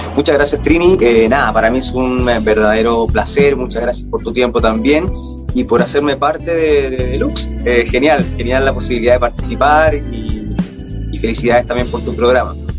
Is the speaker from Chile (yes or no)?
yes; Chile; moved away as an adult; also born or lived in Sydney, Australia; Uno como es chileno